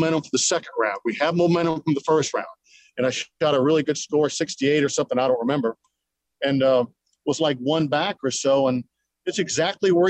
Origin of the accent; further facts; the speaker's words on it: United States; as an American player